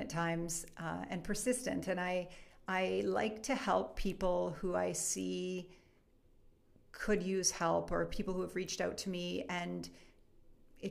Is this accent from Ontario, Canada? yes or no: no; Edmonton, Alberta, Canada; moved away as an adult; also born or lived in Victoria; now in Calgary, Canada; I'm actually from Edmonton. I'm from Edmonton.